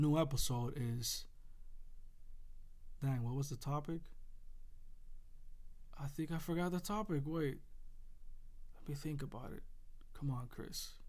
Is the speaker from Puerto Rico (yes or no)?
yes; Puerto Rico; I grew up in Puerto Rico